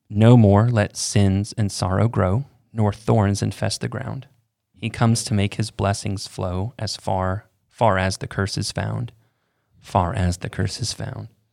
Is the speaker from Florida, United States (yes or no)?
yes; Florida, United States; I grew up in Florida with no chimney.